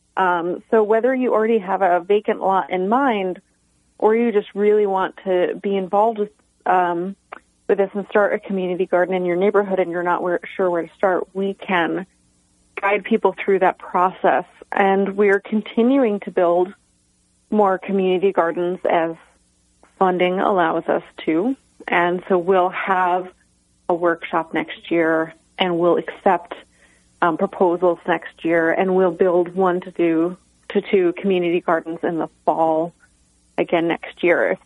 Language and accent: English; Tully, New York, United States; my hometown of Tully, New York, um, small town between Cortland and Syracuse